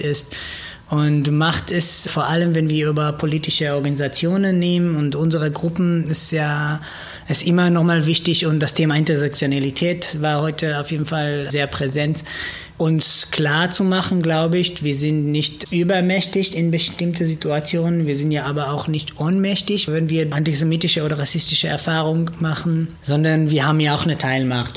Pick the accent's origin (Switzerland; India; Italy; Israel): Israel; German is a second language; now in Germany; Also ich komme aus Israel, ich bin Jude